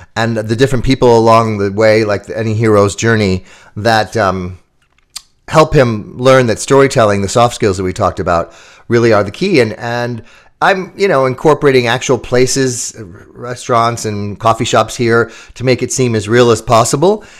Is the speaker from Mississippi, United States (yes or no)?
no; Chicago, Illinois, United States; my hometown in Chicago